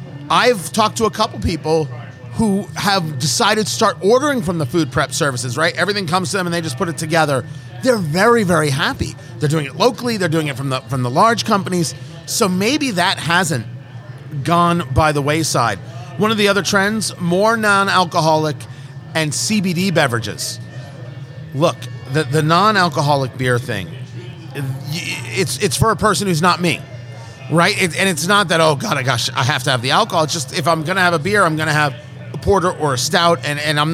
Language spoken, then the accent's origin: English; New Jersey, United States; I grew up in Jersey